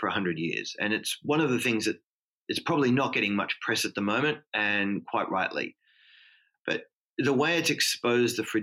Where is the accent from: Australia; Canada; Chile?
Australia; also born or lived in Midwest, United States; now in Hong Kong; I'm an Australian, but was educated in the Midwest of the US. I call Hong Kong home for about 20 years now